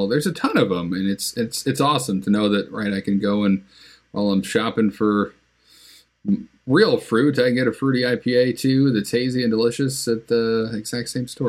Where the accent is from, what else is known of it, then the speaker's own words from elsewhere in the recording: Connecticut, United States; moved away; also born or lived in Philadelphia, Pennsylvania; growing up in Connecticut and then living in Philadelphia